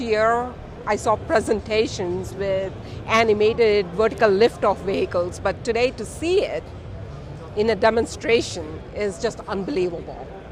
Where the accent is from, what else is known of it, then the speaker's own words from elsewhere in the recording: India; now in Detroit, United States; I'm from India, I'm a Detroit implant. So I'm very proud to say I'm from Michigan.